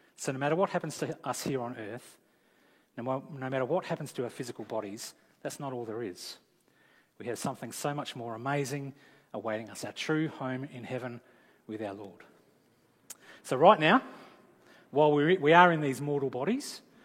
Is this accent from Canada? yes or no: no; Australia